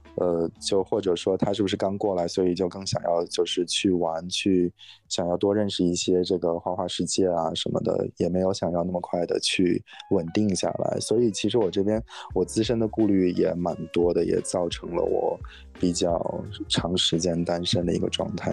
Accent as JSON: {"language": "Chinese", "region": "Inner Mongolia", "country": "China", "moved": "as an adult", "lives_now": "San Francisco Bay Area, United States", "said": "我是内蒙古的，然后，但是来这边很久"}